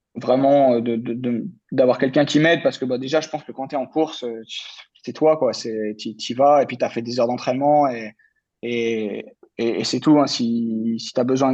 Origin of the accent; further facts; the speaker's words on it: France; en tant que Français